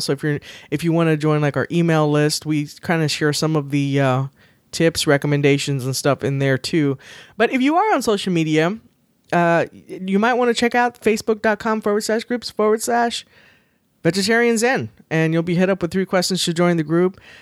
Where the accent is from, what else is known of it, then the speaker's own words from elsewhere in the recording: the South, United States; growing up in the South